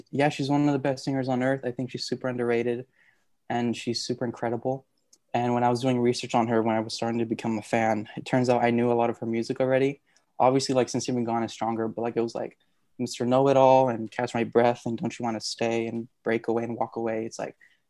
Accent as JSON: {"language": "English", "country": "Puerto Rico", "moved": "yes", "lives_now": "Monterey County, United States", "said": "I'm from Monterey, but I'm originally from Puerto Rico"}